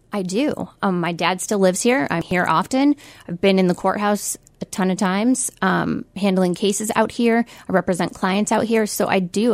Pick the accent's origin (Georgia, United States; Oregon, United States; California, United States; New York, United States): New York, United States; Utica; also born or lived in Albany, New York / Syracuse, New York; I grew up in South Utica